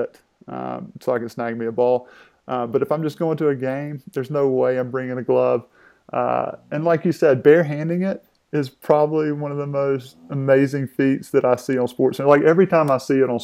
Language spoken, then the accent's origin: English; United States; I'm an American. I'm an American guy.